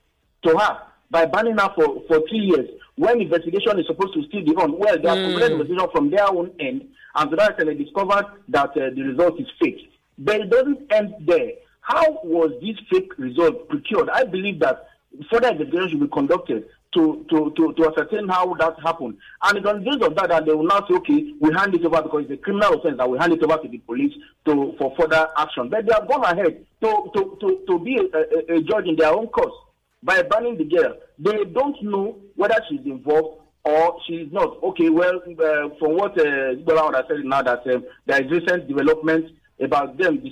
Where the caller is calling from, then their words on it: Ikoyi, Lagos, Nigeria; I'm calling from Ikoyi.